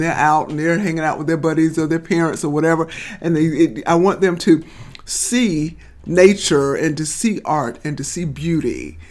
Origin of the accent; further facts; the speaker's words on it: Titusville, Florida, United States; But so I grew up on the North Titusville side, on the side that where there's Memorial Park.